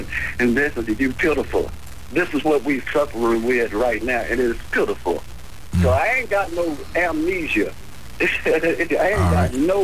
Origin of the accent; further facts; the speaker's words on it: Crockett, Texas, United States; I was born April the 1st, 1946 at 8:30 on the piano stool at Mayrabbin College in Crockett, Texas.